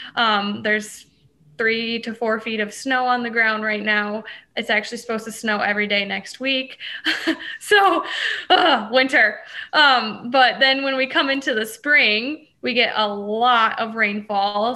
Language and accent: English; hometown near Kewanee, Illinois area, United States; also born or lived in Iowa; I was a beef feed sales intern at one of the co-ops that was like 40 minutes from my hometown